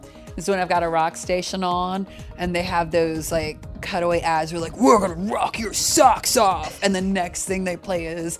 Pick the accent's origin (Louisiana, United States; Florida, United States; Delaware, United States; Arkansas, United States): Louisiana, United States; We're also from Louisiana, so cold is relative to us.